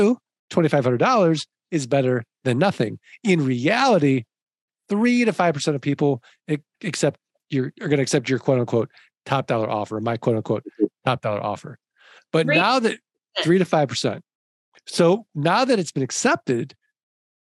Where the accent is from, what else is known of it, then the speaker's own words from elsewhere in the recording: St. Louis, Missouri, United States; I'm from St. Louis, like the show me state.